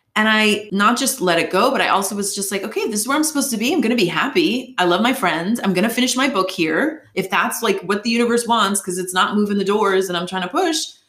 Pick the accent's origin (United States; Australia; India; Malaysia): United States; Boston, Massachusetts; moved away as an adult; also born or lived in New York / Los Angeles; I'm from Boston, Massachusetts originally, lived in New York, worked at NBC News